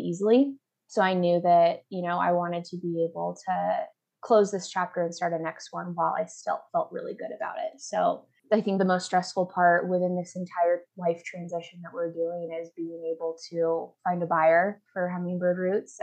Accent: about an hour south of Portland, Oregon, United States; moved away as an adult; now in Denver, United States; I'm from about an hour south of Portland

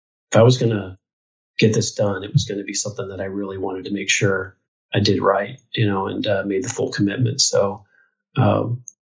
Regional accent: Quincy, Illinois, United States; my hometown, which is Quincy, Illinois

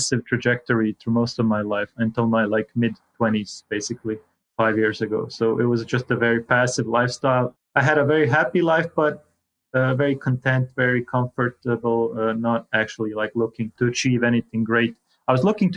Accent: Croatia; moved away; I come from Croatia originally.

